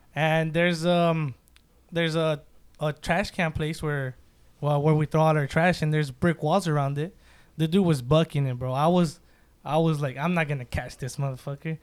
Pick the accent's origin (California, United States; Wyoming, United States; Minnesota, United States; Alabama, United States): California, United States; Santa Ana; also born or lived in Mexico / Long Beach; Moved to Santa Ana, been here ever since